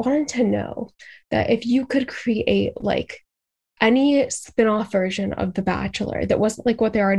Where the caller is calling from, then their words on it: Boston, Massachusetts, United States; I'm from Boston, Massachusetts.